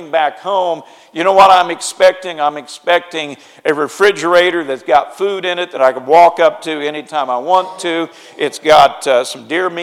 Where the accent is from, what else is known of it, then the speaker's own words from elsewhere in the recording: Springfield, Missouri, United States; moved away; my raising place where I grew up is in Springfield, Missouri.